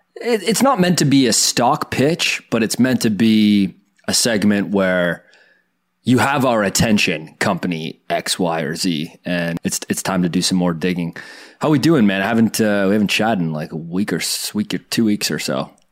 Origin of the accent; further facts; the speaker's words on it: Canada; a Canadian kid growing up watching Dragon's Den